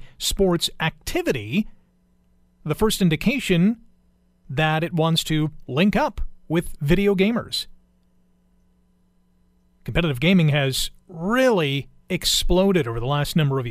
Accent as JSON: {"language": "English", "country": "Canada", "said": "Being a Canadian"}